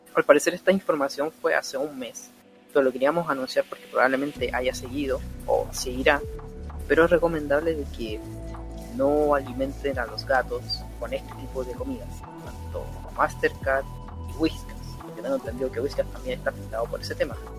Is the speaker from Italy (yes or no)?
no; Chile; aquí en Chile, o nosotros somos de Chile, nosotros somos chilenos